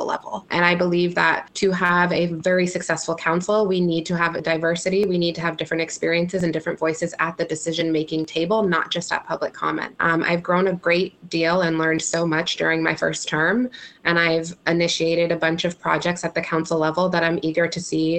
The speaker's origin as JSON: {"language": "English", "town": "Amherst", "region": "Massachusetts", "country": "United States", "tie": "born or raised there", "said": "I am a lifelong Amherst resident. I attended the elementary schools, middle school, high school, and UMass"}